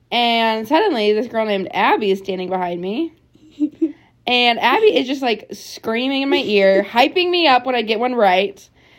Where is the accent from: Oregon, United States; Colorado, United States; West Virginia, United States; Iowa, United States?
Iowa, United States; moved away as an adult; now in Illinois, United States; grew up in Iowa, but I'm currently in Illinois.